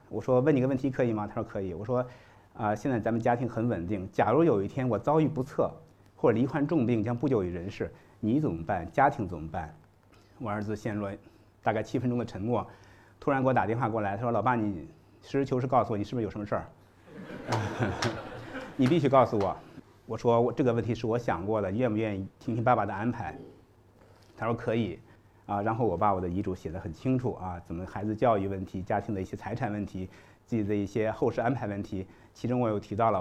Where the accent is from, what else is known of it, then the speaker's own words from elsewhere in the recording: China; 因为我们中国人忌讳谈生死